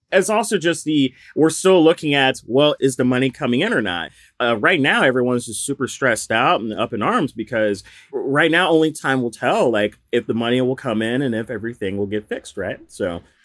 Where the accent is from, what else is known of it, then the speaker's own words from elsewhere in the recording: the South, United States; now in Philadelphia, United States; I'm from the South